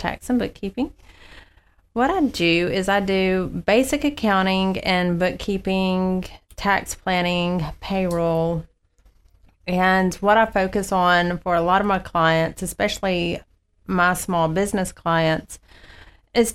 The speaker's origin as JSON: {"language": "English", "town": "Birmingham", "region": "Alabama", "country": "United States", "moved": "as an adult", "said": "I'm originally from Birmingham, Alabama"}